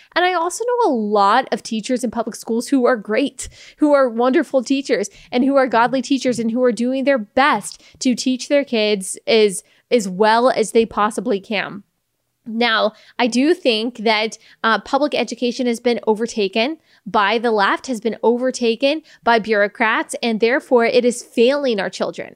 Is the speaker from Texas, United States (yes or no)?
yes; Texas, United States; I'm from Texas